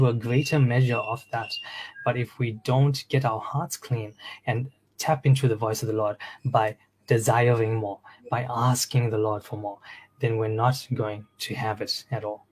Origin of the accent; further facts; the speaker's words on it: South Africa; now in Australia; I'm from Australia. I'm originally from South Africa, and I came here to Australia